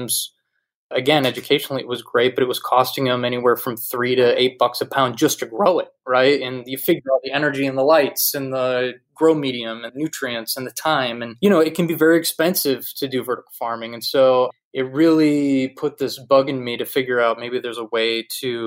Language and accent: English; Wisconsin, United States; moved away as an adult; also born or lived in New York City; a kid from Wisconsin, where you drive 10 minutes in any direction, you're in the middle of farmland